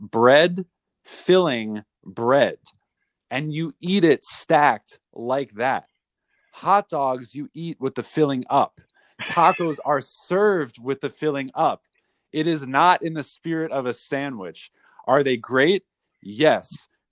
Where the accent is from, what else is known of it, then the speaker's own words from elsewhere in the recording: New Rochelle, New York, United States; my hometown, New Rochelle, New York